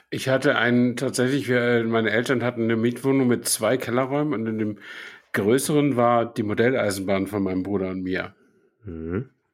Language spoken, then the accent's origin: German; Flensburg, Schleswig-Holstein, Germany; in meiner Kindheit in Flensburg